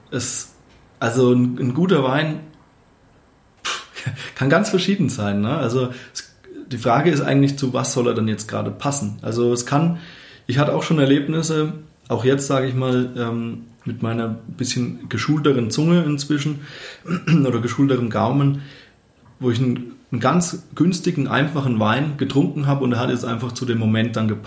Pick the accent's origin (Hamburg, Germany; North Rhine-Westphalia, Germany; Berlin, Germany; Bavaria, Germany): Bavaria, Germany; now in Munich, Germany; Also ich, ich komme eben ähm, aus dem Dorf, äh, aus der fränkischen Weingegend und meine Eltern hatten da oder haben glücklicherweise auch einen Garten